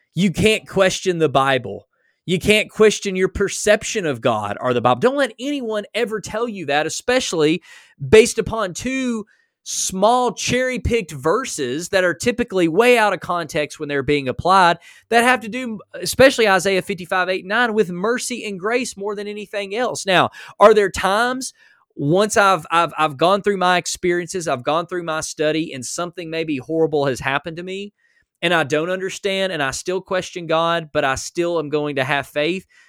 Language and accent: English; United States; I was born in America.